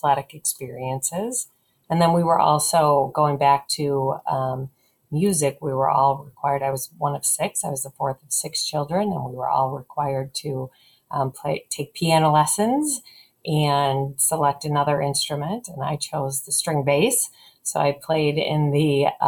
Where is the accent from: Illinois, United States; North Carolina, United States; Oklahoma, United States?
Illinois, United States; River Forest; now in Chicago, United States; I actually grew up in the near west suburb of River Forest